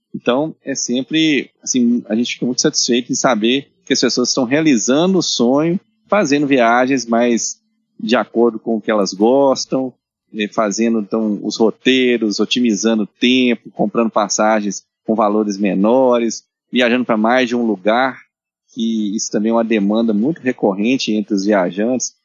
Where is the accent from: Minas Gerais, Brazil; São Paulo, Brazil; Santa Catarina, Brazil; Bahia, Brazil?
Minas Gerais, Brazil; nós somos mineiros.